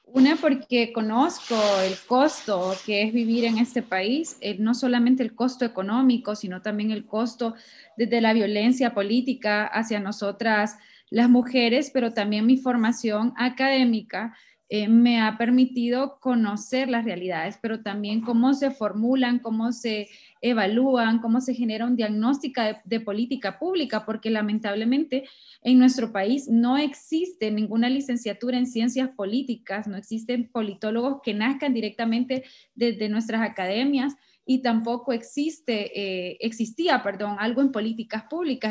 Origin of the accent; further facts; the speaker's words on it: Sabana Grande, Francisco Morazán, Honduras; nací en Sabana Grande, Francisco Morazán